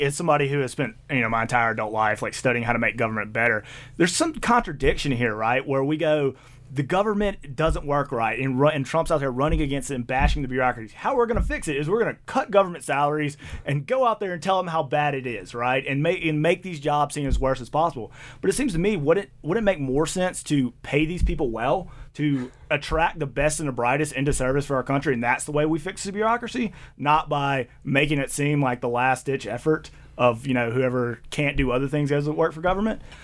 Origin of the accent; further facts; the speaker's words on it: the South, United States; accent: Southern; moved away as an adult; now in Boise, United States; I grew up in the South